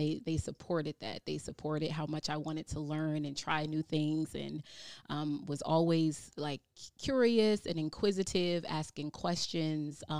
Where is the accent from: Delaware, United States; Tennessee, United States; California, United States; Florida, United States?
Delaware, United States; Wilmington; I am from Wilmington, Delaware. I grew up on 24th Street, 24th and Jessup